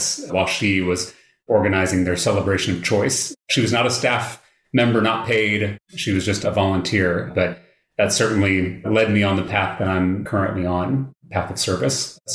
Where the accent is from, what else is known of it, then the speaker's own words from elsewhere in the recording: Austin, Texas, United States; also born or lived in Round Rock, Texas; I grew up here in Central Texas. So I was born in Round Rock and grew up in the Wells Branch neighborhood, just over the county